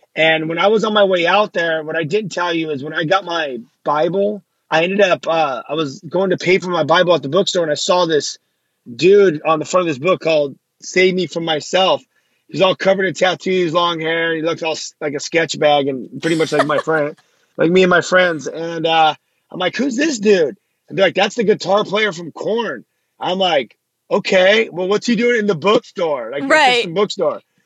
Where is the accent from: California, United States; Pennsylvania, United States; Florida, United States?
California, United States; Los Angeles; I grew up in Los Angeles and, uh, you know, I just grew up into this lifestyle out here.